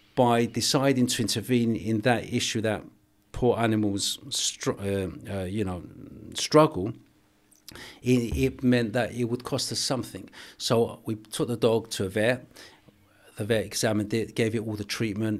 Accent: England, United Kingdom; also born or lived in Cyprus; I was born in Cyprus, I grew up in England.

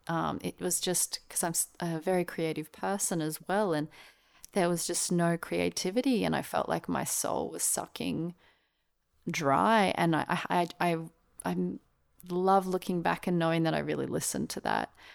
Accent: Australia; also born or lived in Melbourne / Brisbane; now in Sydney, Australia; I was born in Melbourne and I grew up in Melbourne and Brisbane, Australia.

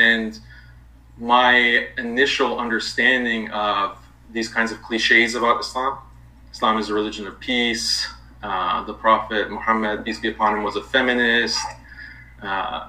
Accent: United States; I was born and raised in the United States. My parents are Iranian

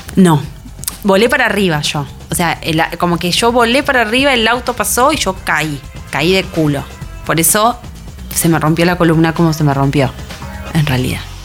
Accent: Buenos Aires, Argentina; caminé por Belgrano como había caminado por Belgrano miles de veces durante los 26 años que viví ahí

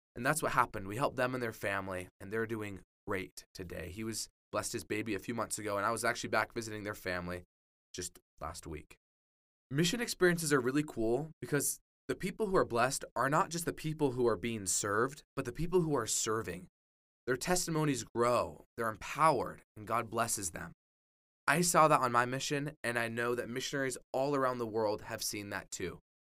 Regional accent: Orem, Utah, United States; I was raised in Orem, Utah

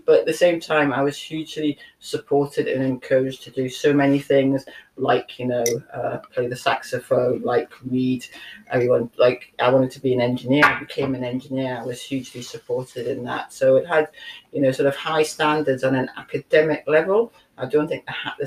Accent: Newcastle upon Tyne, North East England, United Kingdom; so I grew up in North Kenton in a council house

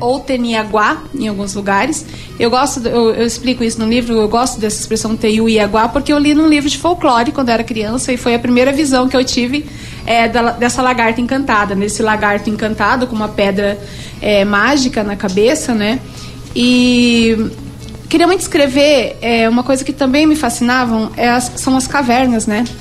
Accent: Bela Vista, Mato Grosso do Sul, Brazil; Eu fui criada em Bela Vista, a fogão de lenha, a chazinho, a remédio jujo, como a gente fala

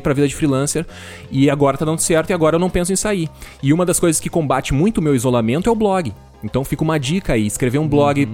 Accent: Venâncio Aires, Rio Grande do Sul, Brazil; also born or lived in Florianópolis; eu sou do interior do Rio Grande do Sul, de uma cidade que chama Venâncio Aires

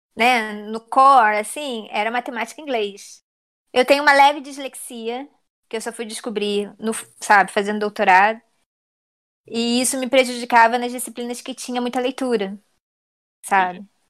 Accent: Rio de Janeiro, Brazil; also born or lived in Southampton, England; a minha vida inteira eu vivi no Meyer

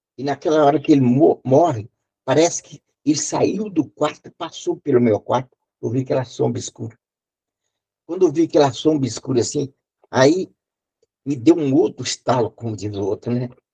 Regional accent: Muniz Freire, Espírito Santo, Brazil; now in Mantena, Brazil; Eu, eu sou nascido em Muniz estado do Espírito Santo, e moro em Mantena, estado de Minas

